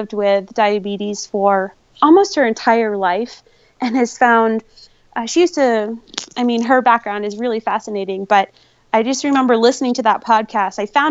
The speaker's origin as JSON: {"language": "English", "region": "New Hampshire", "country": "United States", "tie": "born or raised there", "moved": "yes", "lives_now": "Reno, United States", "said": "growing up in New Hampshire"}